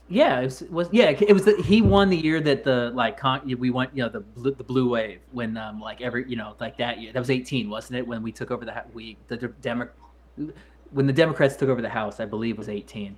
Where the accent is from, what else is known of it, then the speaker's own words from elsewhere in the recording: Missouri, United States; When I was growing up, I believe Missouri was like the third cheapest state